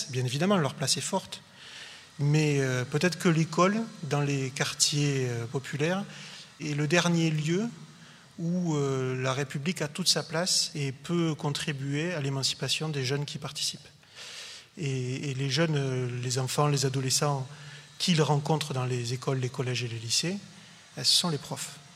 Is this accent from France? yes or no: yes; Montpellier, Occitania, France; je viens bien de Montpellier.